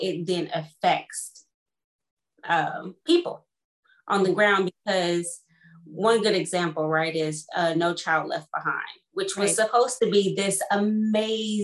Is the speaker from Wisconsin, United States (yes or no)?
no; Kansas, United States; moved away as an adult; also born or lived in Houston, Texas; now in London, Ontario, Canada; growing up in Kansas.